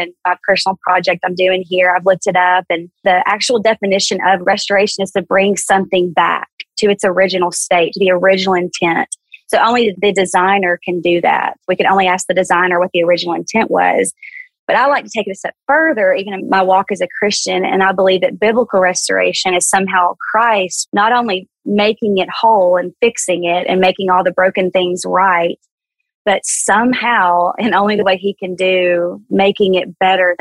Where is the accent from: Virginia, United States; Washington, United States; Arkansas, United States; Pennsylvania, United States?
Arkansas, United States; South Central, small town; accent: Southern; moved away as an adult; also born or lived in Dallas, Texas; I was born and raised in small town Arkansas, kind of South Central, you know, little town of 18,000 people.